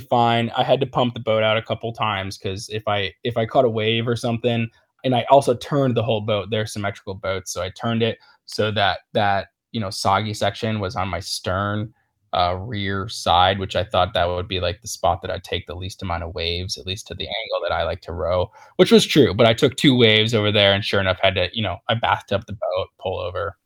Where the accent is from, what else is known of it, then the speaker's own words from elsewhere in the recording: Niagara River area, New York, United States; I grew up right in the Ni-, Niagara River area